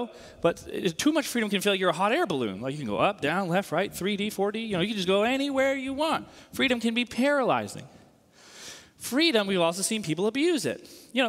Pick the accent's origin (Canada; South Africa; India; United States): United States; Northeast; So, for example, I grew up in the Northeast.